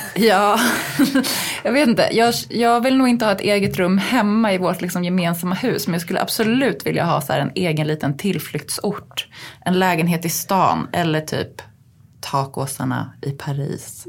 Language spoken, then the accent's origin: Swedish; Uppsala, Uppsala County, Sweden; now in Stockholm, Sweden; vi var hemma i Uppsala hos mina svärföräldrar